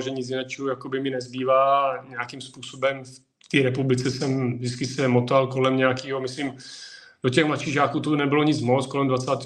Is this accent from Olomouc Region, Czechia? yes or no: yes; Přerov, Olomouc Region, Czechia; moved away; also born or lived in Prostějov; já jsem původem z Přerova, tam jsem se narodil